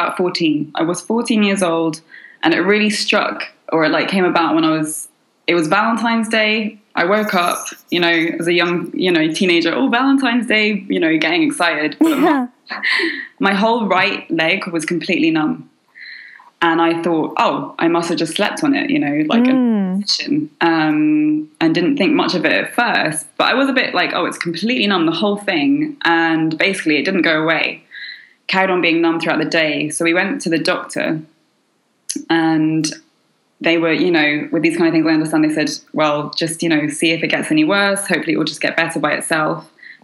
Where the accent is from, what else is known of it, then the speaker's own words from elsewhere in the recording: London, United Kingdom; moved away as an adult; now in Paris, France; I'm from London, born to a French mother and a Chinese father.